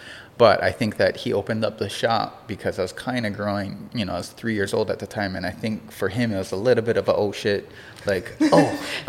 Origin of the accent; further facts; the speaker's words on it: Hilo, Hawaii, United States; also born or lived in Los Angeles; I grew up in Kilkaha.